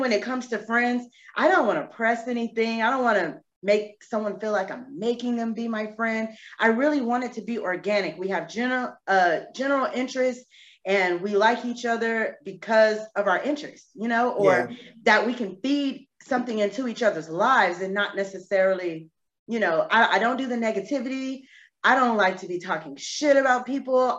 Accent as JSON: {"language": "English", "town": "San Antonio", "region": "Texas", "country": "United States", "tie": "born or raised there", "also_born_or_lived": "Corpus Christi, Texas", "moved": "as an adult", "lives_now": "Charlotte, United States"}